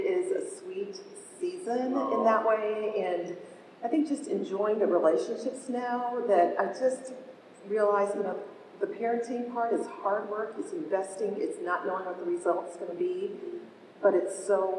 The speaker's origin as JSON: {"language": "English", "country": "Malaysia", "tie": "born or raised there", "also_born_or_lived": "Indonesia", "lives_now": "United States", "said": "Yeah, I grew up overseas in Malaysia, Indonesia."}